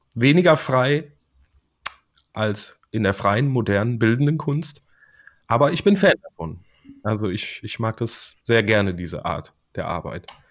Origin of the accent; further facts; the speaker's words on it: Siegen, North Rhine-Westphalia, Germany; Ich komme aus Siegen